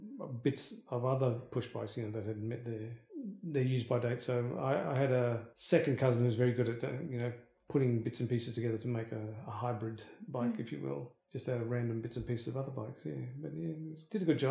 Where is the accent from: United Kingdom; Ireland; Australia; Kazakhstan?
Australia; Perth, Western Australia; also born or lived in India; we grew up in Huntingdale, which is part of Gosnell